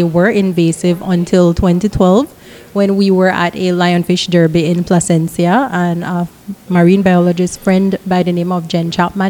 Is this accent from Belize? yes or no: yes; Belize; born and raised in Belize. I've lived all over Belize.